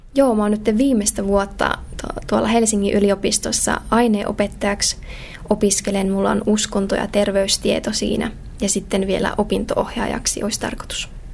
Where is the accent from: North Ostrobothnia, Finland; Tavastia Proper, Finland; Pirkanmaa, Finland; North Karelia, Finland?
North Karelia, Finland; Joensuu; Mä oon tota, alun perin syntyjään tuolta Pohjois-Karjalasta, Joensuusta kotoisin